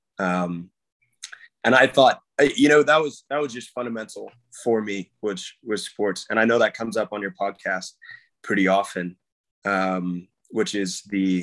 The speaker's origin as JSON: {"language": "English", "town": "Santa Paula", "region": "California", "country": "United States", "tie": "born or raised there", "moved": "yes", "said": "I'm from Southern California, just about an hour north of LA. It's a small town called Santa Paula."}